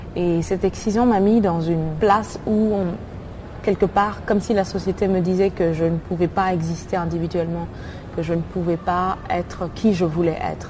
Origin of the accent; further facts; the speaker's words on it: Mali; Je suis née et j'ai grandi au Mali